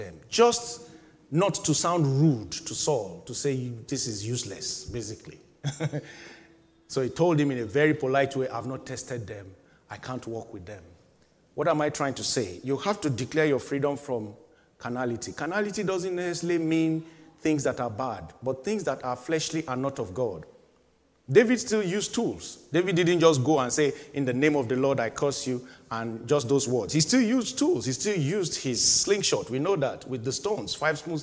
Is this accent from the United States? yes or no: no; Nigeria; moved away as an adult; having left my home country, Nigeria, in 2000. And I was living the life of a 28, 29, 30-year-old, just barely 30 in Nigeria